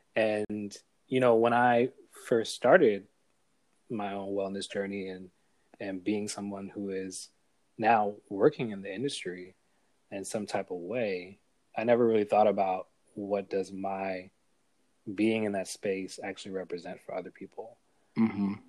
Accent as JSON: {"language": "English", "town": "New York City", "region": "New York", "country": "United States", "also_born_or_lived": "Buffalo / Atlanta / South Carolina", "said": "I'm from New York. I'm a New Yorker, um, originally from Brooklyn"}